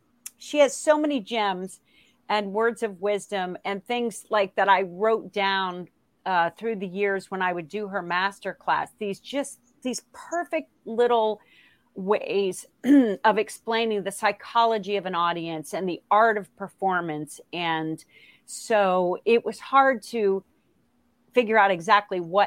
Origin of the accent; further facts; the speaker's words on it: Palm Beach County, Florida, United States; I grew up in Palm Beach County